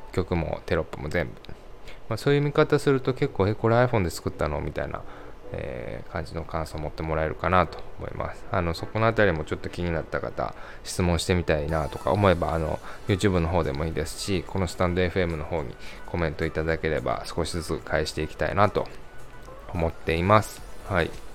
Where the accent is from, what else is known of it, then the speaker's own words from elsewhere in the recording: Kansai, Japan; accent: Kansai dialect; 出身生まれは関西で今も関西に住んでいますなのでちょくちょく関西弁が出ますが、えー、関西出身なのでご容赦ください